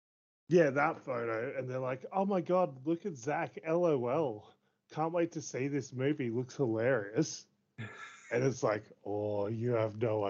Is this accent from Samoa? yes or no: no; United Kingdom; Lol, I'm British, so I'm kind of charming anyway.